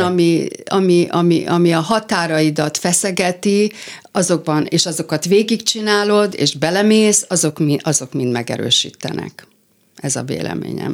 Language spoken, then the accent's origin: Hungarian; Hungary; first language Hungarian; also born or lived in San Francisco, United States